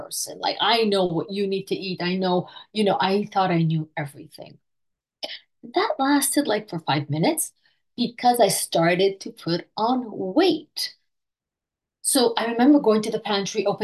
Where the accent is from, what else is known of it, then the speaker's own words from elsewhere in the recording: Montreal, Quebec, Canada; I am from Montreal, Canada